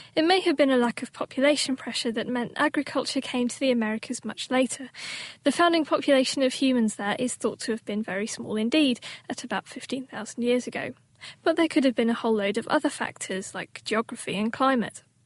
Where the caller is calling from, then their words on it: Israel; I'm calling from Israel